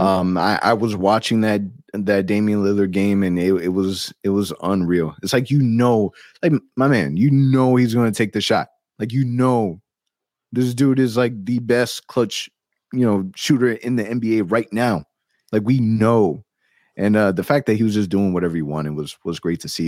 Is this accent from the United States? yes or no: yes; Orlando, Florida, United States; I'm born and raised in Orlando